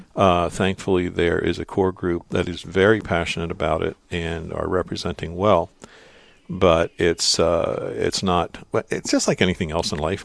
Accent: Lancaster County, Pennsylvania, United States; I was born and raised in Lancaster County

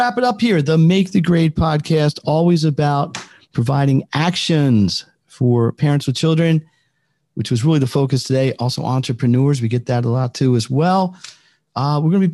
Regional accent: Philadelphia, Pennsylvania, United States; I'm from Philadelphia

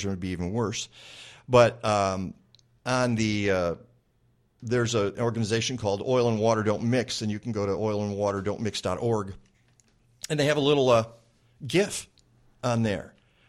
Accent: Michigan, United States; now in Chicago, United States; I grew up in Michigan

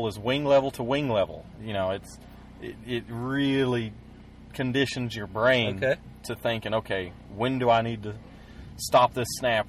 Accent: Arlington, Texas, United States; I'm from Arlington, Texas. I'm 23 years old

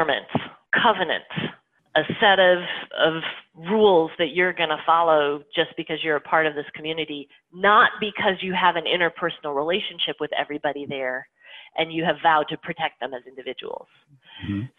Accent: Mason City, Iowa, United States; moved away; I grew up in Mason City, which is the county seat.

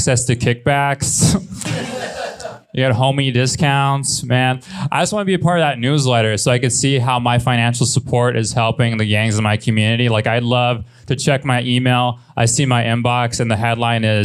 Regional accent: Los Angeles, California, United States; I'm from Los Angeles. I was born and raised

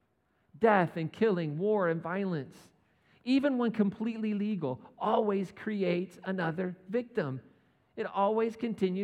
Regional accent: United States; As an American

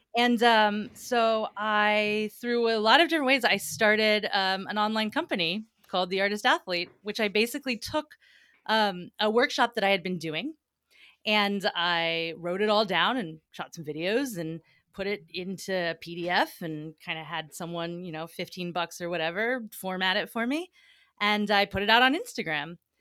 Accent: Atlanta, Georgia, United States; moved away as an adult; also born or lived in New York City / Vermont; I'm from Atlanta, Georgia originally, and we had a big old magnolia tree out in my front yard

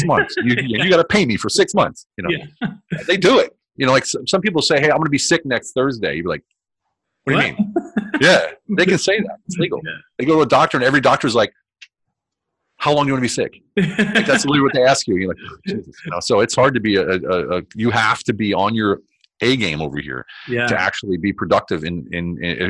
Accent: United States; now in Germany; as American

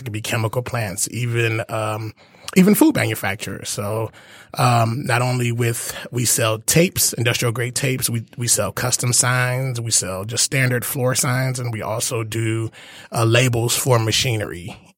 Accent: Detroit, Michigan, United States; I'm born and raised in Detroit, went to Cass.

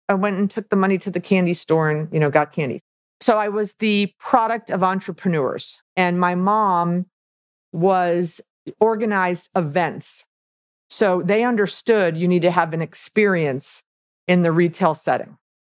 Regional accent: Milwaukee, Wisconsin, United States; moved away; also born or lived in Florida / Miami; I was born in Milwaukee, Wisconsin. So I'm a cheesehead

